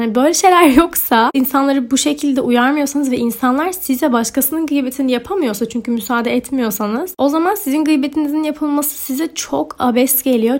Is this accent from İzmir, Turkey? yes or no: no; Ordu, Turkey; moved away as an adult; also born or lived in Zurich, Switzerland / Sinop; now in Istanbul, Turkey; İsviçre'de doğdum. 7 yaşıma kadar Zürih'te yaşadım. Sonra Türkiye'ye taşındık. Orduluyum. Ordu ve Sinop. Üniversite için İstanbul'a taşınana kadar da Ordu'da yaşıyordum